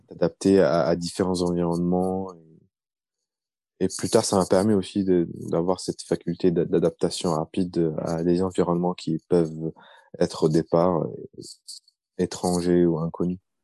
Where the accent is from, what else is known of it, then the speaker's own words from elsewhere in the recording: France; also born or lived in Baghdad, Iraq / United States; j'ai grandi euh, en France